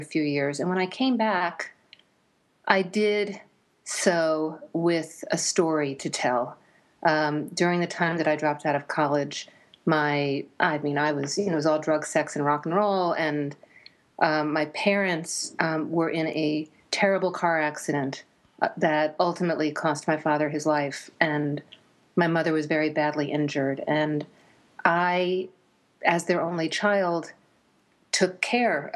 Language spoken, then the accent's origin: English; suburban New Jersey, United States; also born or lived in New York City; I was born in New York City and raised in suburban New Jersey.